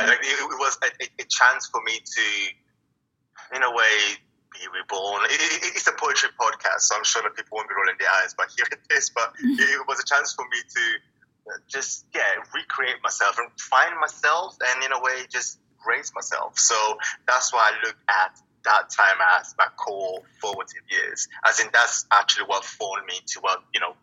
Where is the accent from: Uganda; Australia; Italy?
Italy; In terms of background, I was born and raised in Italy, and I'm a third culture kid.